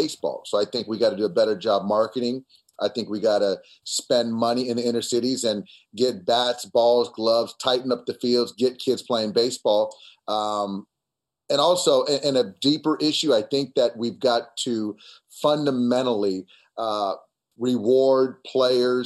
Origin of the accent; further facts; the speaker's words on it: San Diego, California, United States; I grew up in San Diego.